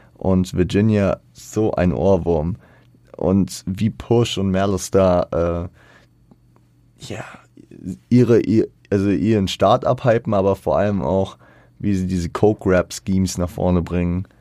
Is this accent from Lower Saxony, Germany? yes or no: no; Frankfurt, Hesse, Germany; ich als Frankfurter